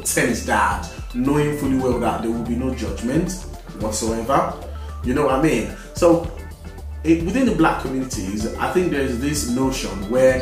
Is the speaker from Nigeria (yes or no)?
yes; Nigeria; now in United Kingdom; I was born in this country, I grew up in Nigeria, and then after a while I relocated back to this country